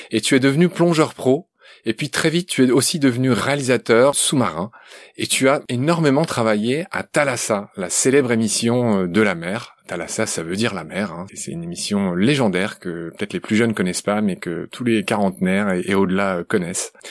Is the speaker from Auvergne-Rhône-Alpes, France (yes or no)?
yes; Lyon, Auvergne-Rhône-Alpes, France; Je suis né à Lyon, tout simplement, au bord du Rhône.